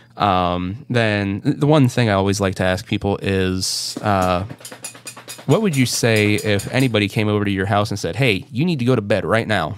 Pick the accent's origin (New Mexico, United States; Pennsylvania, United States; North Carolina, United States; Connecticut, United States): Pennsylvania, United States; Northwest; my hometown here in P A, which is like I said, Northwest P